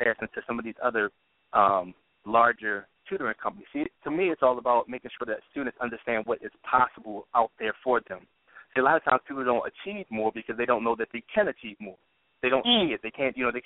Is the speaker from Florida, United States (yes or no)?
no; Baltimore, Maryland, United States; Born and raised in Baltimore